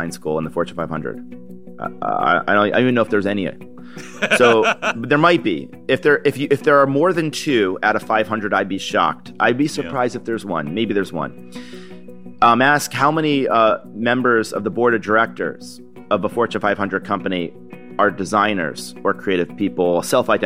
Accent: Niskayuna, New York, United States; moved away; growing up in Niskin, New York

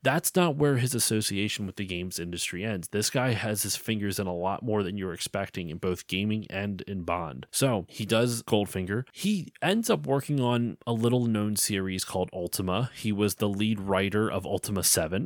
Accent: Pennsylvania, United States; I'm from Pennsylvania

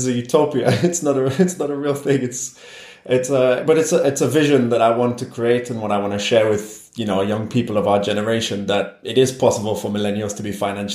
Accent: Newcastle upon Tyne, North East England, United Kingdom; first language English; moved away as an adult; also born or lived in France; now in Spain; I was born and grew up in the UK. I grew up in Newcastle, which is a city in the northeast.

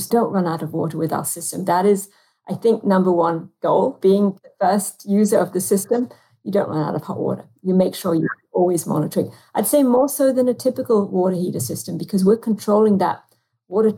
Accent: United Kingdom; accent: British; now in United States

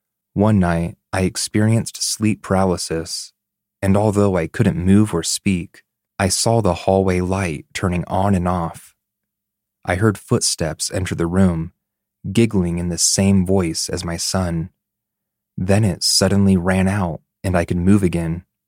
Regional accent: Canada; now in Denmark; For some context, I am Canadian, and my husband is Danish. We live in Denmark, where this takes place.

